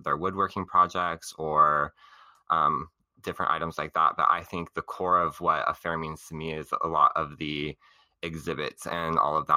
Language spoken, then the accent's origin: English; Orange County, California, United States; growing up in Orange County